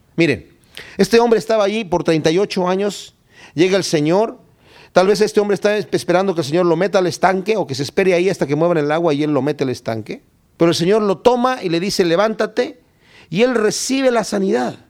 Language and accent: Spanish; Querétaro, Mexico; Yo soy de Querétaro, México